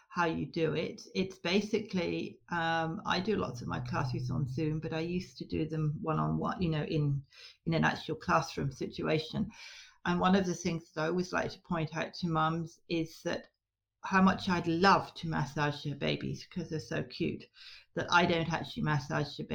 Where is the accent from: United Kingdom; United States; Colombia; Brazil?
United Kingdom; Scotland; now in Australia; Um, Northwest Tasmania. I emigrated from Scotland around about 1992 ish